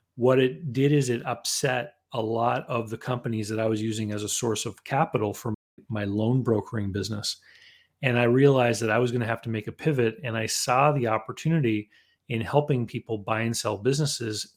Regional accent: Canada; growing up in Canada, that involved shoveling a lot of snow

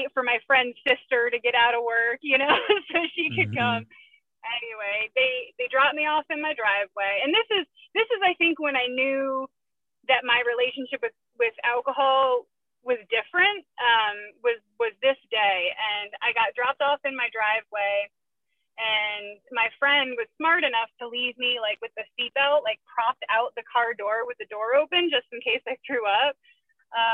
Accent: Connecticut, United States; I grew up in Connecticut

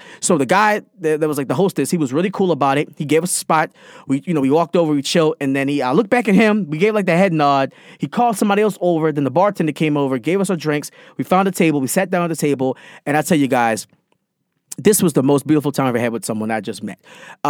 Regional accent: Jamaica; I'm Jamaican.

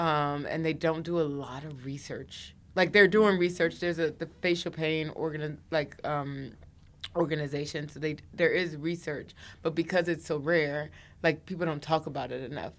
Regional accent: Washington, District of Columbia, United States; moved away as an adult; also born or lived in New York; I'm from the D C area

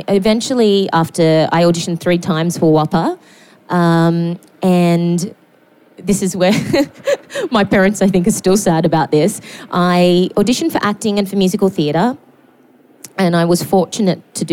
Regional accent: Newcastle, New South Wales, Australia; I grew up in Newcastle

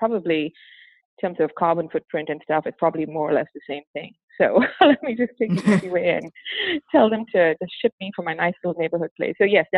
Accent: Malaysia; also born or lived in Singapore / St. Martin / Madrid / New York City; now in Dallas, United States; So I am a almost 52-year-old Indian woman born and raised in Malaysia. I lived in a variety of different places in the world, including Malaysia, Singapore, St. Martin in the Caribbean, Madrid, Spain, New York City, and now Dallas, Texas

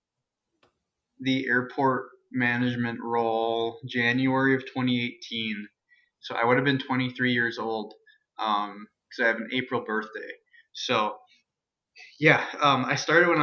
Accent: Alexandria, Minnesota, United States; It's my hometown.

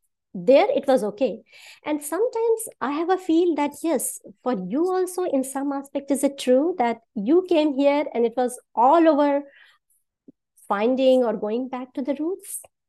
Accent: India; moved away as an adult; now in United States; I was born and raised in India.

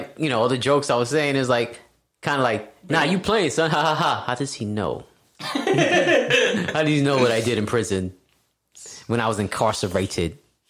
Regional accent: New York, United States; I grew up in New York.

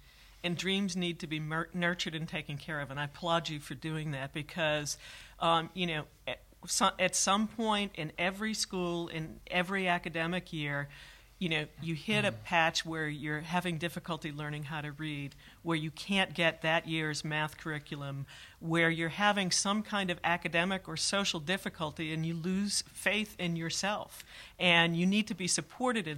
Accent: the East, East Coast, United States; now in California, United States; I come from the East, and I went to a public institution

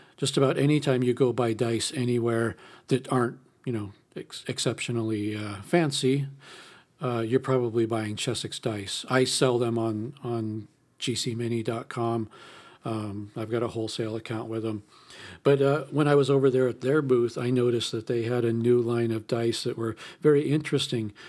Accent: California, United States; I'm from California

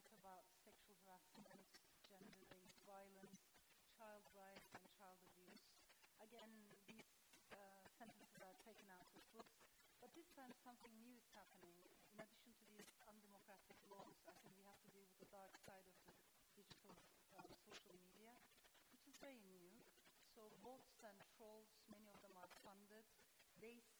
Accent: Turkey; I come from Turkey

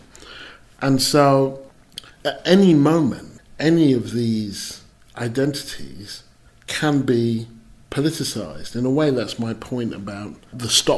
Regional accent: England, United Kingdom; I'm British, I'm English

